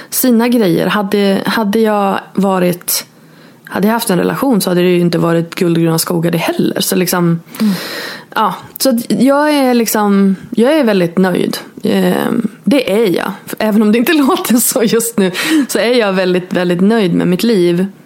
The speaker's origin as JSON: {"language": "Swedish", "region": "Norrland", "country": "Sweden", "moved": "as an adult", "said": "jag flyttade eh, från Norrland till Borås när jag var 22"}